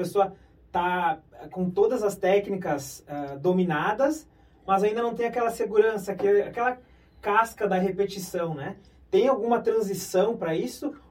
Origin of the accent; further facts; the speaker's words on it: Brazil; Eu, particularmente, sou do interior, nitidamente vocês perceberam